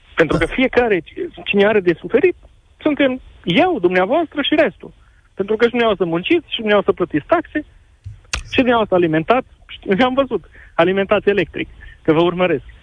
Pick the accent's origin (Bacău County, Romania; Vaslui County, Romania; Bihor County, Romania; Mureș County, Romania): Bihor County, Romania; Oradea; Eu sunt de la Oradia și sunt la 10 km de vamă